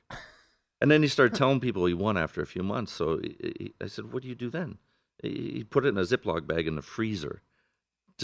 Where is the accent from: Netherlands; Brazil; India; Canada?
Canada; now in Las Vegas, United States; I'm from Canada originally, and I was supposed to move to Boston